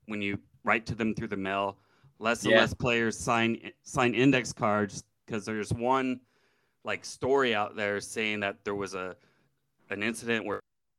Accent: San Jose, California, United States; moved away as an adult; also born or lived in Santa Clara; now in Sacramento, United States; I was born in Santa Clara and then, was in San Jose my whole life until a couple years ago when I moved to Sacramento

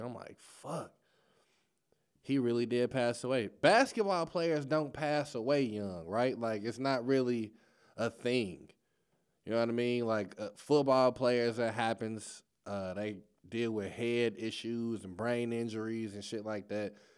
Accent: Chicago, Illinois, United States; now in St. Louis, United States; I'm from Chicago

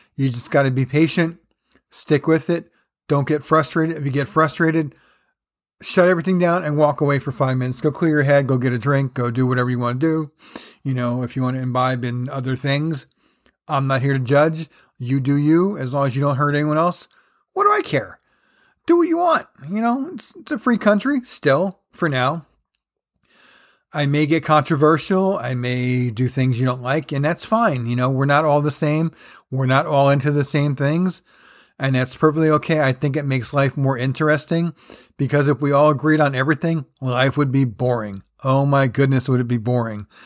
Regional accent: New Jersey, United States; growing up in Jersey

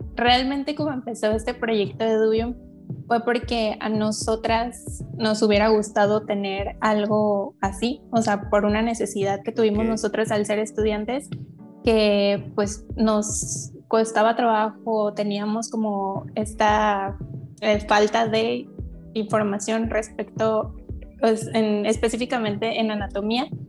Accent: Guadalajara, Jalisco, Mexico; tengo 23 años, soy de Guadalajara, Jalisco

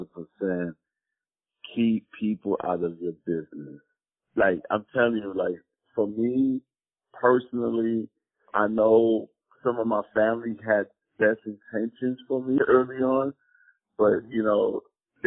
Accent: New York City, New York, United States; I grew up in Forest Projects and Castle Hill Projects

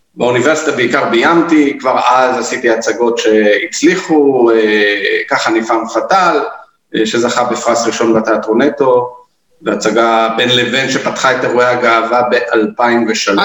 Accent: Tel Aviv, Tel Aviv District, Israel; moved away as an adult; also born or lived in Gaza envelope, Negev; now in Negev, Israel; אני גדלתי בתל אביב, צפון תל אביב

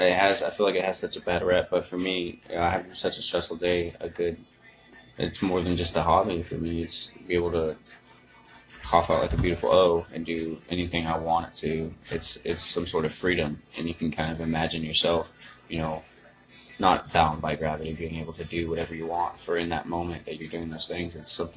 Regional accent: San Diego, California, United States; also born or lived in Arizona / East Coast; I grew up in San Diego, California. Moved around from Arizona to the East Coast, and then from the East Coast back.

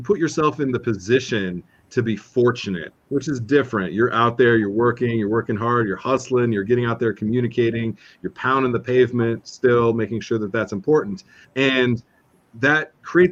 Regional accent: Southern California, United States; I grew up in Southern California

